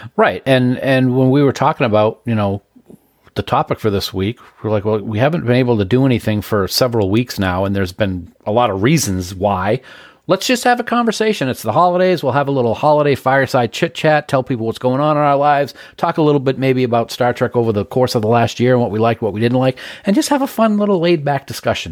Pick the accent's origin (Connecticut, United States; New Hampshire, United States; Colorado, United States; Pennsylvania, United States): New Hampshire, United States; Nashua; the house that I grew up in on Browning in Nashua